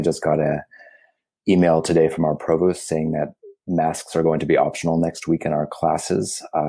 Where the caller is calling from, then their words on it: South Pasadena, California, United States; I'm in South Pasadena on the eastern edge of Los Angeles.